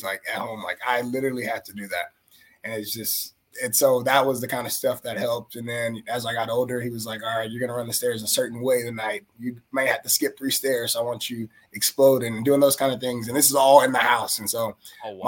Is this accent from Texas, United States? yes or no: yes; Houston, Texas, United States; also born or lived in Spring, Texas; I grew up in Houston until I got through middle school